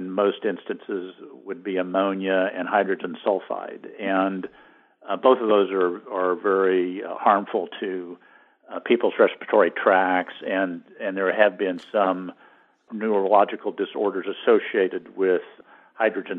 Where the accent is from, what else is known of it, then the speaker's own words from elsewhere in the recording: Great Plains, United States; I grew up in the Great Plains